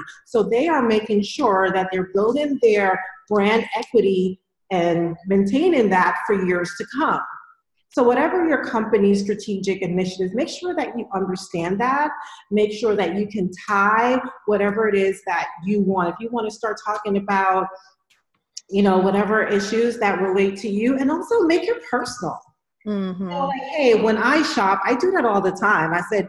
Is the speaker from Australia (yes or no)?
no; New York, United States; because I'm from New York, but a lot of New Yorkers just want to stay in New York.